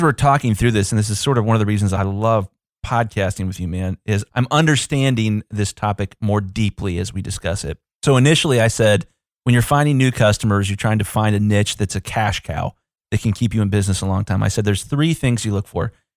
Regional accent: Columbus, Ohio, United States; I'm from Columbus, Ohio. We're a pretty big city.

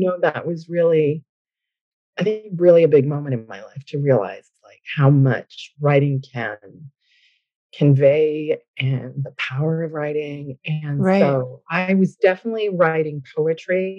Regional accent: Newfoundland and Labrador, Canada; moved away as an adult; now in Ottawa, Canada; But I'm originally from a small fishing village in rural Newfoundland.

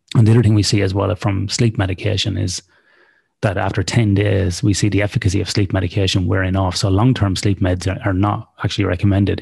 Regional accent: Ireland; now in Australia; in Australia where I live, even though I'm Irish.

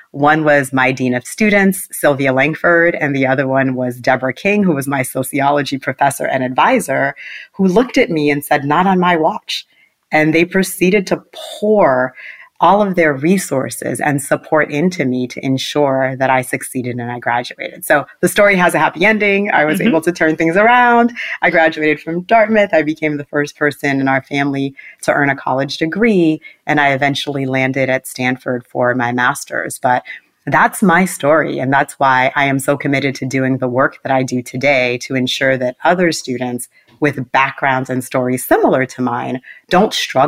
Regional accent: Port-au-Prince, Ouest, Haiti; My story actually begins in Port-au-Prince, Haiti, where I was born. I was born in Port-au-Prince, Haiti.

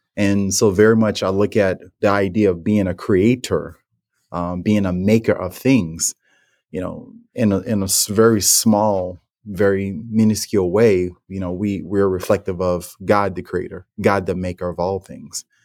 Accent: New Orleans, Louisiana, United States; growing up in New Orleans and the household I was

